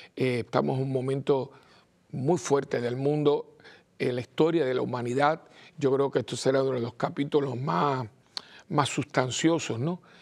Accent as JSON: {"language": "Spanish", "country": "Cuba", "tie": "born or raised there", "moved": "yes", "lives_now": "Puerto Rico", "said": "yo nací en Cuba y, estoy al tanto también, aunque estoy en Puerto Rico"}